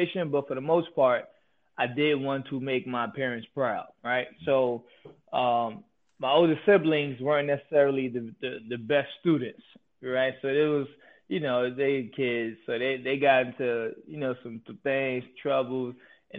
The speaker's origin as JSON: {"language": "English", "town": "New York City", "region": "New York", "country": "United States", "tie": "born or raised there", "said": "I grew up in Queens, New York"}